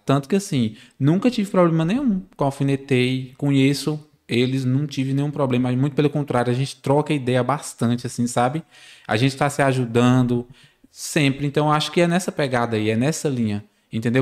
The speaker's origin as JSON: {"language": "Portuguese", "town": "Barreiras", "region": "Bahia", "country": "Brazil", "tie": "born or raised there", "said": "nascido e criado aqui em Barreiras"}